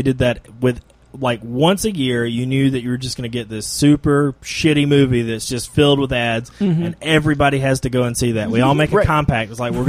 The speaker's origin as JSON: {"language": "English", "town": "Easley", "region": "South Carolina", "country": "United States", "tie": "born or raised there", "said": "my hometown of Easley, South Carolina"}